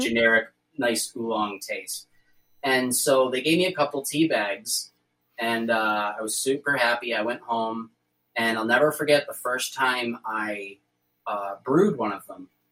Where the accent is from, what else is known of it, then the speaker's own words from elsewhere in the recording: New York, United States; I'm from New York